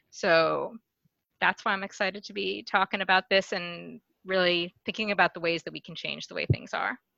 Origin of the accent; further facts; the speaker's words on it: New York City, New York, United States; I'm white, I'm Jewish. I grew up here in New York City, just like about a mile from where I live now.